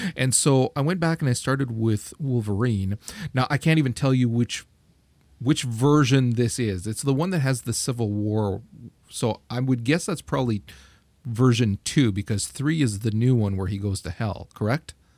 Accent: Canada; I'm Canadian

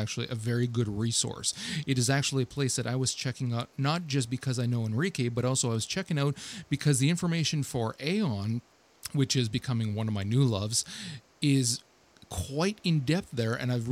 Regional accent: Ottawa, Ontario, Canada; I'm actually from Ottawa, Ontario, in Canada.

